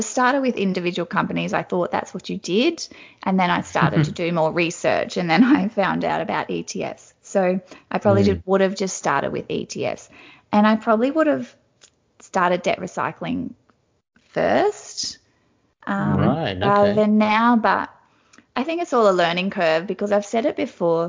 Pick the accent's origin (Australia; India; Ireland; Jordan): Australia; Wagner's Concrete because they're from my hometown